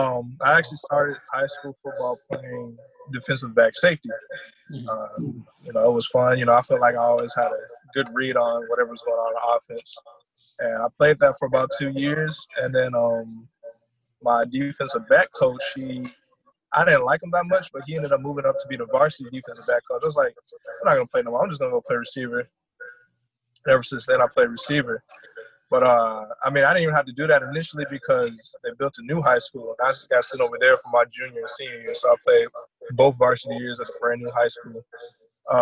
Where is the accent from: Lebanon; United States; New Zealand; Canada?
United States; Columbia, South Carolina; also born or lived in Germany / New York / Kansas / Georgia; So I'm a military kid, so I was born over in Germany. Moved around a lot, so I live in New York, Kansas, South Carolina, Georgia. I think those are all the places we moved to.